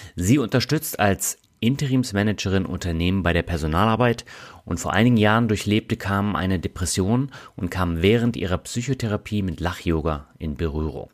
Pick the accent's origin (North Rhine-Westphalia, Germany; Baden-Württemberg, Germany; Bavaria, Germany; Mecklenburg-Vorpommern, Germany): Baden-Württemberg, Germany; Reutlingen; moved away; meine alte Heimat Reutlingen